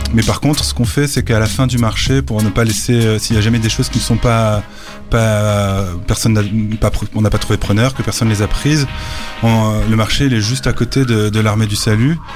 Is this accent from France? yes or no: no; Brussels, Brussels-Capital Region, Belgium; je viens de Bruxelles 1000, euh, du centre de ville de Bruxelles